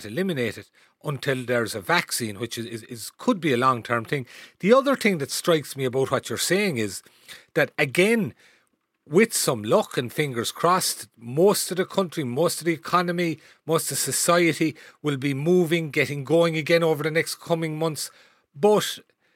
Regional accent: Cahersiveen, Munster, Ireland; moved away; I grew up there in Carsaveen myself

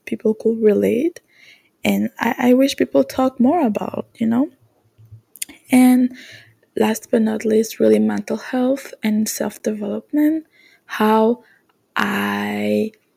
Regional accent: Canada; English is a second language; I'm French Canadian, so my accent might not be the best

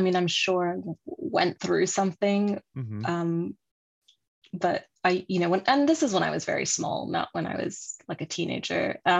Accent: France; also born or lived in Kuwait / Sudan / England; When I was very small, I was in Kuwait and Sudan and England. And then we moved to France when I was 9.

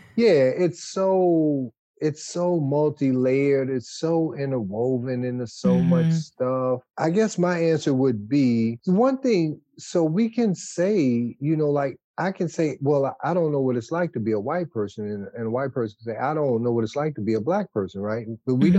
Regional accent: Detroit, Michigan, United States; moved away as an adult; now in Washtenaw County, United States; I grew up in Wayne County, born and raised in Wayne County, in a small one horse town called Detroit

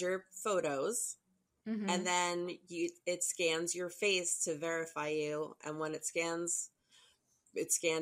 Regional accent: New Jersey, United States; I was from New Jersey

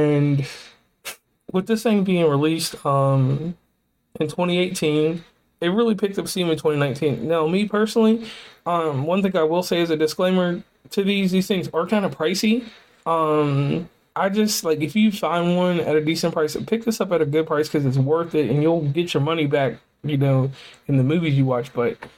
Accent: West Virginia, United States; So once again … from West Virginia and Commonplace, and I am signing off.

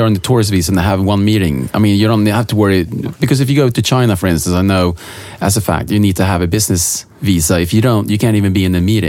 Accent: Sweden; we're from Sweden.

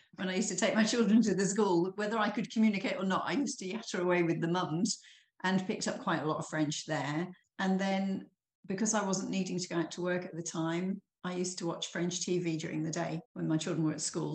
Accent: Norfolk, East of England, United Kingdom; moved away as an adult; now in Burgundy, France; I was brought up in Norfolk in England. So I'm a country girl at heart.

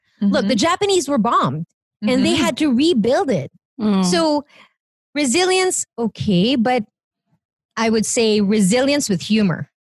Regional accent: Philippines; now in United States; Who am I as a Filipino? I think the question also was heavy on my mind because I'm about to become an American citizen.

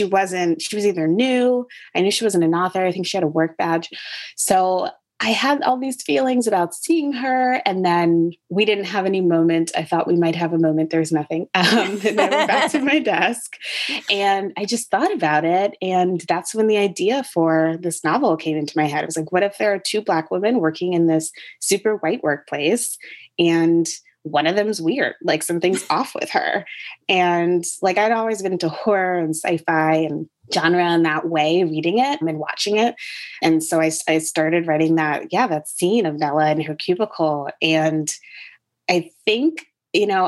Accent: Connecticut, United States; born or raised there; also born or lived in North Carolina; now in Brooklyn, United States

